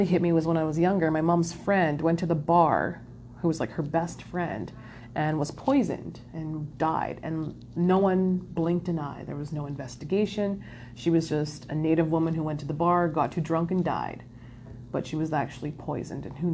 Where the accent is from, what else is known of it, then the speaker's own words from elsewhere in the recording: Winnipeg, Manitoba, Canada; growing up in Winnipeg, pretty much the hub of racism